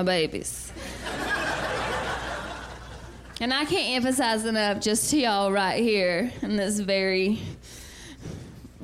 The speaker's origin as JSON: {"language": "English", "region": "the South", "country": "United States", "said": "I'm from the South"}